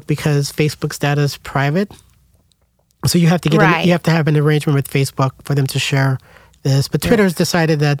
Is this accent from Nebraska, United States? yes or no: yes; Scottsbluff, Nebraska, United States; also born or lived in Denver, Colorado; I'm originally from, well, I was born in Denver, Colorado, but okay. I grew up in Nebraska in Scotts Bluff, which is on the western side near Wyoming